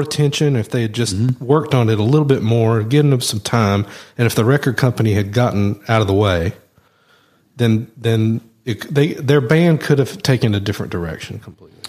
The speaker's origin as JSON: {"language": "English", "region": "the South", "country": "United States", "accent": "southern"}